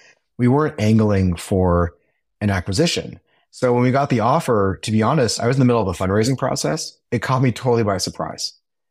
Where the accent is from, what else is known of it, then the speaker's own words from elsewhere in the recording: Silicon Valley, California, United States; I grew up in Silicon Valley